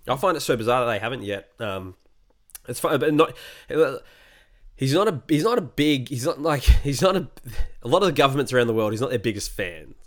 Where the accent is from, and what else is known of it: Australia